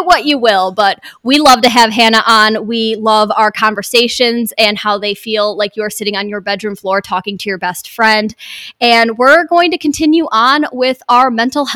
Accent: Michigan, United States; We're all from Michigan

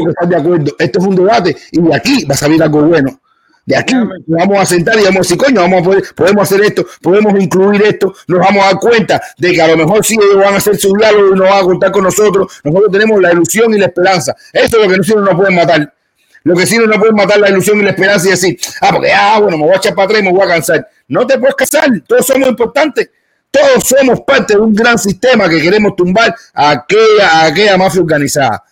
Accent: Cuba; moved away; siendo cubanos

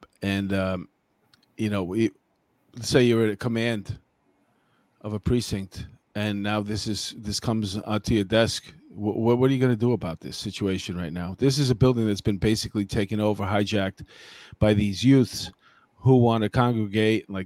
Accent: New York City, New York, United States; also born or lived in Bronx, New York; I'm from here. I grew up in Queens. Now I live in the Bronx, but I didn't leave either

